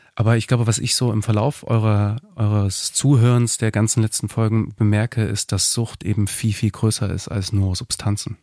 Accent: Dresden, Saxony, Germany; moved away as an adult; also born or lived in Berlin; ich komme aus Dresden ursprünglich

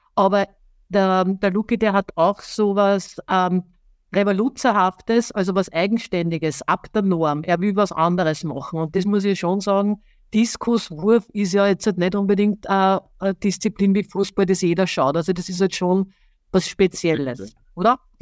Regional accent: Austria; Er kommt aus meiner Heimat, ich bin ja auch Österreicherin

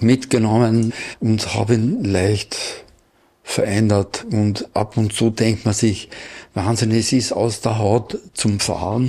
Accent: Salzkammergut, Austria; Ich komme aus dem Salzkammergut

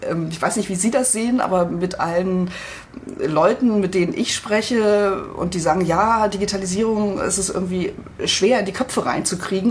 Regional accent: Spreewald, Brandenburg, Germany; moved away; Ich komme ja ursprünglich aus dem Spreewald

